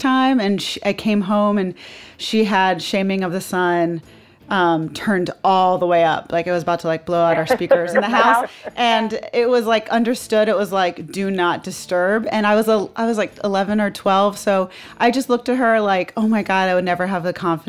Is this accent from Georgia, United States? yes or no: yes; Atlanta, Georgia, United States; I grew up in Atlanta in Grant Park